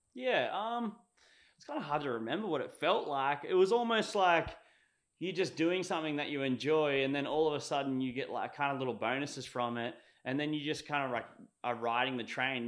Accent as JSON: {"language": "English", "area": "Sunshine Coast", "region": "Queensland", "country": "Australia", "tie": "born or raised there", "also_born_or_lived": "Victoria, Australia", "said": "here on the Sunshine Coast, basically. And I did grade one and two there"}